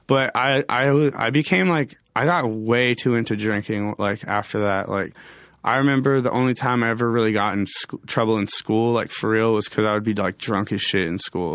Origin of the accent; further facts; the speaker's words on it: Medicine Hat, Alberta, Canada; moved away; also born or lived in Edmonton / Wisconsin; I was born in Edmonton, but I grew up in a city called Medicine Hat, which is like a few hours uh, away from Calgary